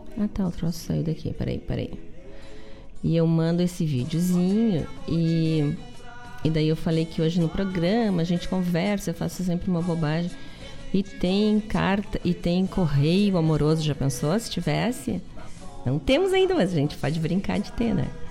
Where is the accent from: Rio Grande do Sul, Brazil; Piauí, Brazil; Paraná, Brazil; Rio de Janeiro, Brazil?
Rio Grande do Sul, Brazil; the South; Nossa essência aqui do Sul